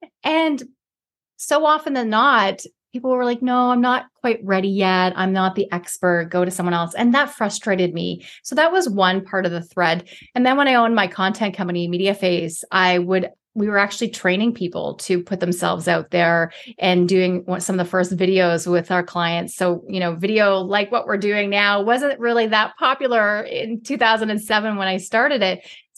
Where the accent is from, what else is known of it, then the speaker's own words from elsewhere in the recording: Toronto, Ontario, Canada; Where I grew up in Toronto, in inner city Toronto, before being in downtown was really super cool.